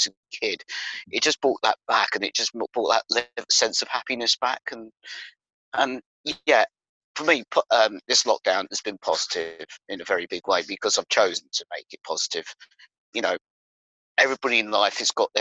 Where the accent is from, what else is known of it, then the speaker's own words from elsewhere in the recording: Bedfordshire, East of England, United Kingdom; moved away as an adult; now in Northamptonshire, United Kingdom; I was born and bred in Bedfordshire